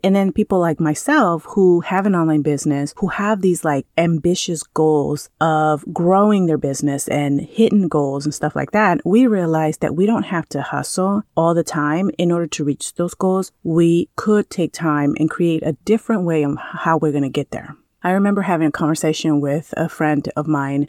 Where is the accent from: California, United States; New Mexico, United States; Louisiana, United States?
California, United States; moved away as an adult; now in Maui, United States; I grew up in California.